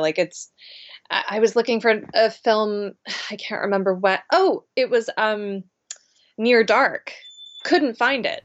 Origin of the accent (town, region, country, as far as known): Charleston, South Carolina, United States; born or raised there; moved away